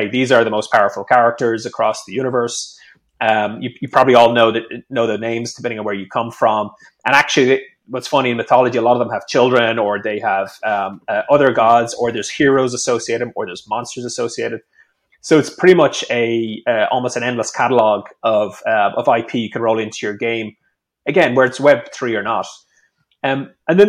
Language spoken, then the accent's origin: English; Ireland; I'm Irish